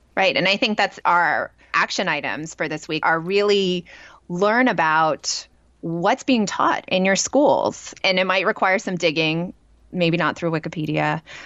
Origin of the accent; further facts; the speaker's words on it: California, United States; growing up in California, we have a lot of resources, too, in terms of museums